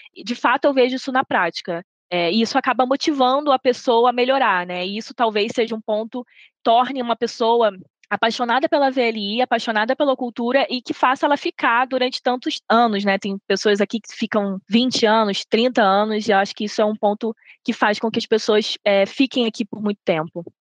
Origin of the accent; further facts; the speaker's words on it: Rio de Janeiro, Brazil; moved away as an adult; now in Belo Horizonte, Brazil; Sou natural do Rio de Janeiro, mas eu me mudei para Belo Horizonte